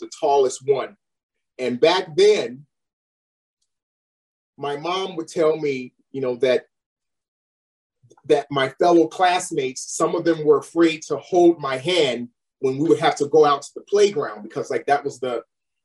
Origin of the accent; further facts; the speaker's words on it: Chicago, Illinois, United States; moved away as an adult; now in Los Angeles, United States; growing up on the West Side of Chicago, you know, back then in the 80s